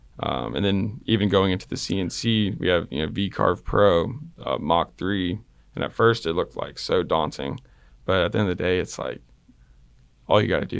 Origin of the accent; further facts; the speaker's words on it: Texas, United States; I like the Red Sox, but I'm also from Texas.